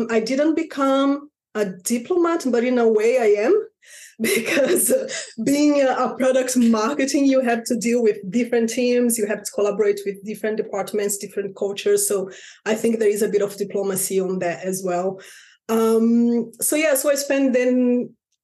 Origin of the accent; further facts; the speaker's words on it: Rio de Janeiro, Brazil; moved away as an adult; now in London, United Kingdom; back in Brazil. I'm from Rio de Janeiro.